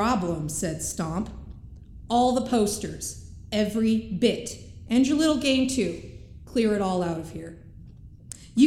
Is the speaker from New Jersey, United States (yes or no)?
yes; New Jersey, United States; moved away as an adult; My hometown in New Jersey is smaller than this hangar